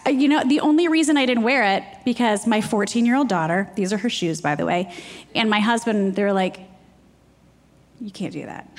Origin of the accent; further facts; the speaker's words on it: Jackson, Michigan, United States; moved away as an adult; also born or lived in Ohio / New York; now in South Carolina, United States; I grew up in Jackson, Michigan